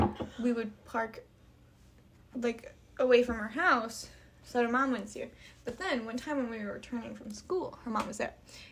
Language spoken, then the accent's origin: English; Colorado, United States; I am from Colorado.